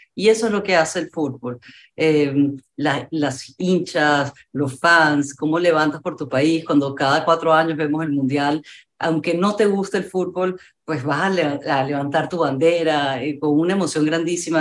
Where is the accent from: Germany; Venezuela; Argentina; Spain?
Venezuela; en mi país, en Venezuela